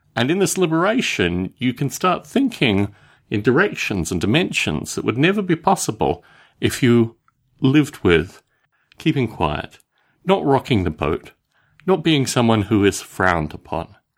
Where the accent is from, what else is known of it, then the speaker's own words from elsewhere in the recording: Australia; When I was growing up in Australia